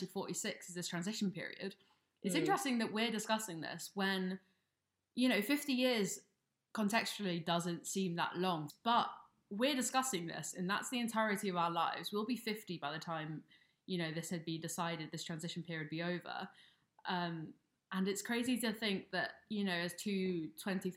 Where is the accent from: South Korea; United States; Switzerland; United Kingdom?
United Kingdom; as two British people ourselves